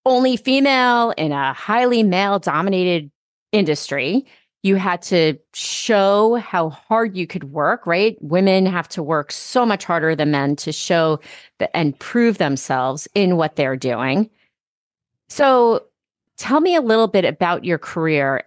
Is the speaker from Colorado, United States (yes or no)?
no; New York, United States; accent: New York; my New York accent